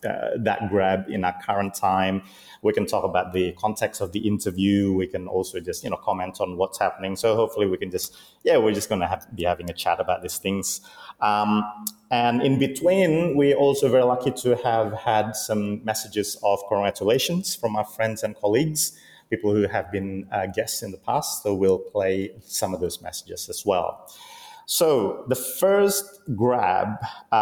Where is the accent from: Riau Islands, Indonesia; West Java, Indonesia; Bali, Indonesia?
West Java, Indonesia; Bandung; I'm recording from Bandung, my hometown